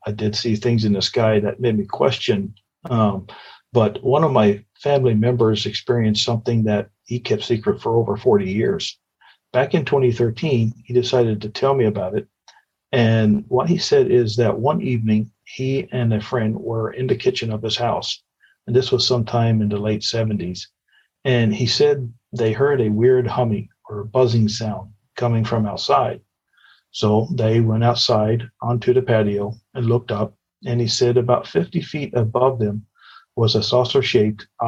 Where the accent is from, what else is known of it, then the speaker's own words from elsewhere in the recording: near Clarenville, Newfoundland and Labrador, Canada; It's about a 30-minute drive from my hometown